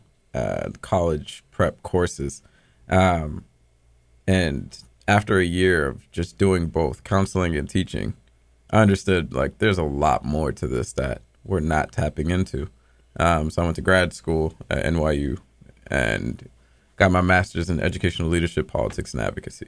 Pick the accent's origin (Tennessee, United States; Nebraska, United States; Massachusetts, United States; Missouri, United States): Massachusetts, United States; Boston; moved away as an adult; also born or lived in New York City; I'm originally from Boston. I grew up in Dorchester, literally 2 minutes away from Kelley, but I was on Columbia Road